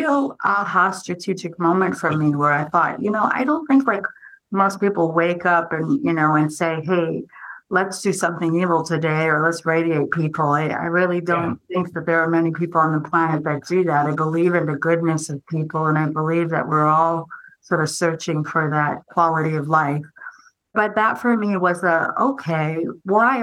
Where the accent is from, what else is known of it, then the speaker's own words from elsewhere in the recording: New Jersey, United States; I grew up in New Jersey